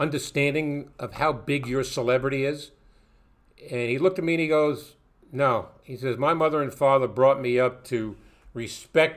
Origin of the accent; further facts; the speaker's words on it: New York City, New York, United States; Jackie was my hero growing up in Brooklyn